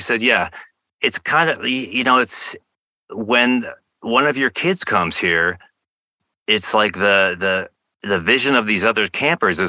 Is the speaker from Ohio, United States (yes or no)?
no; Michigan, United States; I went to some sports camps growing up in Michigan